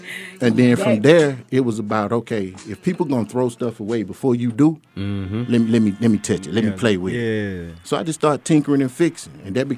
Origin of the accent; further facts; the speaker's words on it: Decatur, Georgia, United States; I grew up in Decatur.